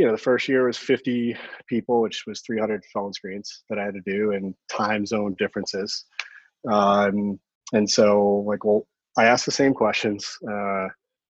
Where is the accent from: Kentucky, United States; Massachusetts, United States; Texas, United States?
Massachusetts, United States; Cohasset; I'm a local. I grew up on the South Shore in Cohasset.